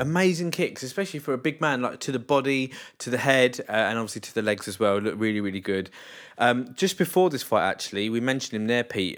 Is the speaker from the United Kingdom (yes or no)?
yes; England, United Kingdom; I'm English